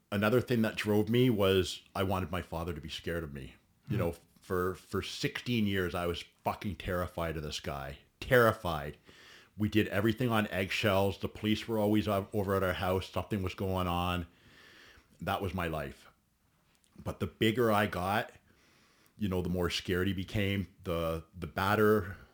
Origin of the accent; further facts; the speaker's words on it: Caledon, Ontario, Canada; also born or lived in Alliston, Ontario; I was born in Alliston, Ontario. Okay. I grew up in Caledon and Caledon East most of my life. I was a country kid. Worked on my friend's farm during high school.